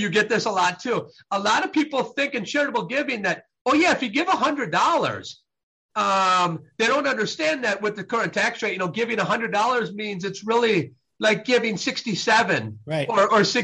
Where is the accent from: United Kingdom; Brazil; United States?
United States; Midwest; I was raised in the Midwest